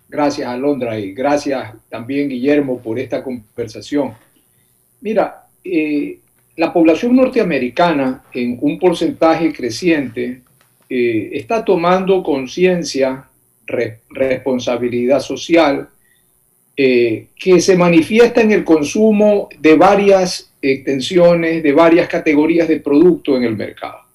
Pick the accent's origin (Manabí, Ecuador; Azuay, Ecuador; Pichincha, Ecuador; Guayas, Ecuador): Manabí, Ecuador; yo que soy de Manaví